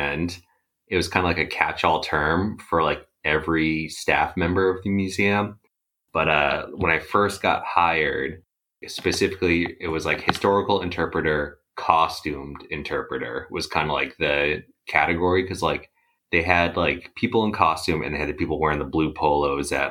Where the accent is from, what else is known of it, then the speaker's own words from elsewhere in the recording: Worcester, Massachusetts, United States; I grew up in the Worcester area